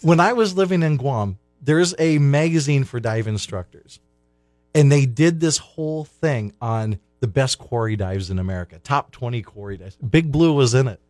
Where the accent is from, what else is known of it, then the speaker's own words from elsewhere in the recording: Clear Lake, Iowa, United States; now in Hollywood, Florida, United States; I'm from Clear Lake, Iowa